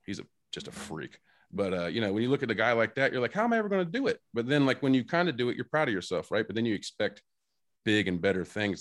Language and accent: English; Indiana, United States; we're from Indiana